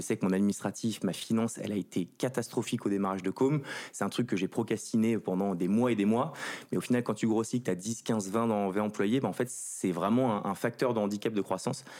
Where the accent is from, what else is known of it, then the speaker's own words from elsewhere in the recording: Ville-d'Avray, Île-de-France, France; also born or lived in Saint-Cloud; je viens du 92, pas très loin d'ici